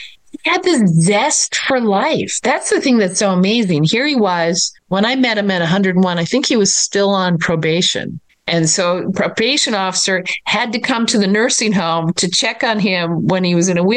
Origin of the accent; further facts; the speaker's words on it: Minnesota, United States; I grew up in Minnesota